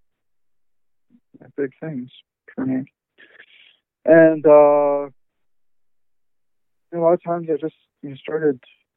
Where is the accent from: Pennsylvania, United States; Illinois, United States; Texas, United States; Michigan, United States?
Pennsylvania, United States; Pittsburgh; I grew up in Pittsburgh